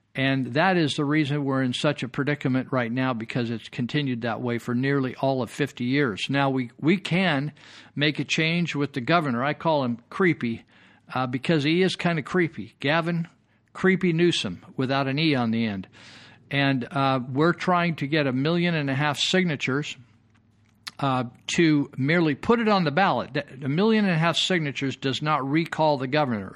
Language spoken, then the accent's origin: English; California, United States; I grew up here, I was born and raised in California.